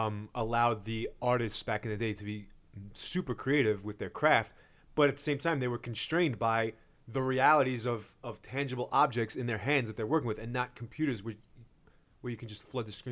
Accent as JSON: {"language": "English", "town": "Brooklyn", "region": "New York", "country": "United States", "said": "And I'm from Coney Island, Brooklyn."}